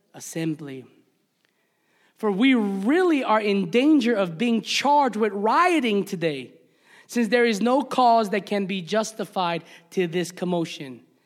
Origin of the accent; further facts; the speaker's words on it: Hawaii, United States; moved away as an adult; also born or lived in the South (US); as one Hawaiian brother